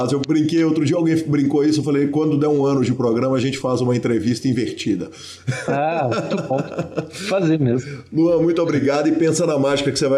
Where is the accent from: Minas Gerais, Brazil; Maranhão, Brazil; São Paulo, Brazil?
São Paulo, Brazil; São José do Rio Preto; now in São Paulo, Brazil; eu moro em São Paulo, mas sou de São José do Rio Preto, interior de São Paulo